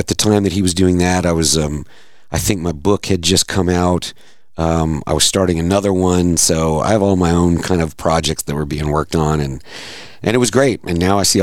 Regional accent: North Carolina, United States; moved away as an adult; also born or lived in New York / Los Angeles; now in Fort Worth, United States; We're not from here. We grew up in North Carolina.

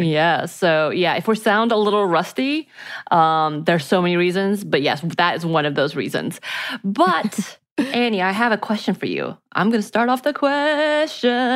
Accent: Georgia, United States; where I grew up are very red

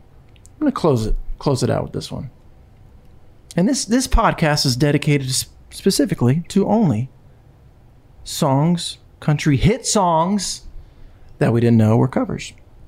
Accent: Delaware, United States; my little country road that I grew up in Delaware

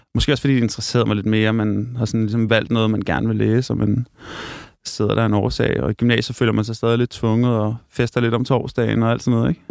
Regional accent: Hørsholm, Capital Region of Denmark, Denmark; Jeg er vokset op i en by nord for København, der hedder Hørsholm

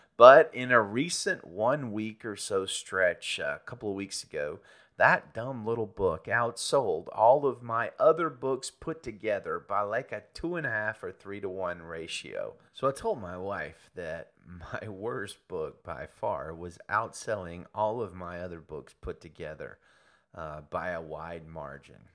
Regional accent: Birmingham, Alabama, United States; moved away as an adult; now in Salinas, United States; I was born and raised in and around Birmingham, Alabama

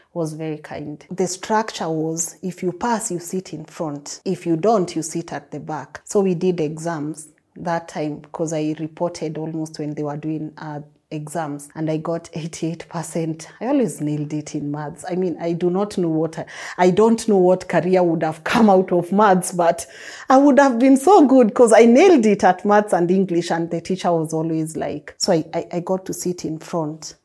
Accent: Nairobi, Kenya; Growing up in Huruma was not easy, never easy

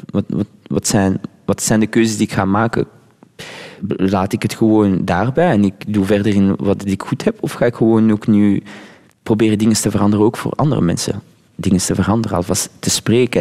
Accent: Flanders, Belgium; first language French; Dutch is a second language; also born or lived in Laguna Beach, United States / Morocco (roots); Ik ben Vlaming en ik ben hier opgegroeid

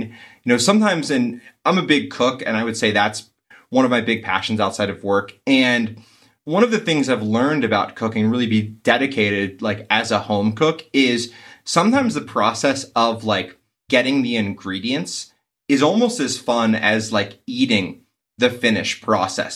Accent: East Coast, United States; also born or lived in New England; Growing up on the East Coast and spending time in, uh, New England

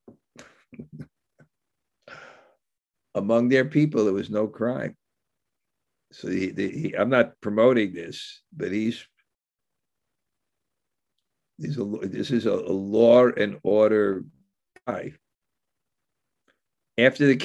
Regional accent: New York City, New York, United States; I grew up in New York, in Bensonhurst, which was called the Little Italy of Brooklyn

